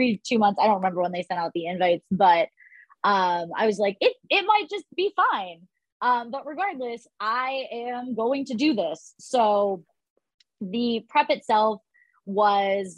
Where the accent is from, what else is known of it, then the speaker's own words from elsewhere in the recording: Ohio, United States; I grew up in Ohio